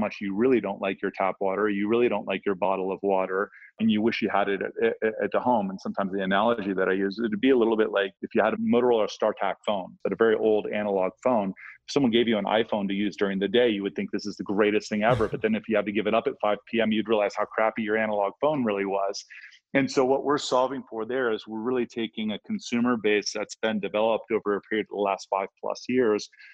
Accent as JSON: {"language": "English", "region": "Ohio", "country": "United States", "said": "I'm from Ohio"}